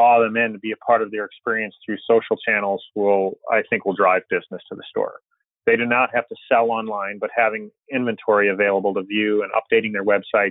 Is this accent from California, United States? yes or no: no; Chicago, Illinois, United States; I grew up in Chicago